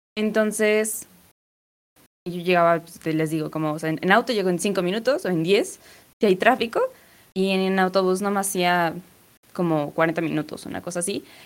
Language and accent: Spanish; Puebla, Mexico; yo soy de Puebla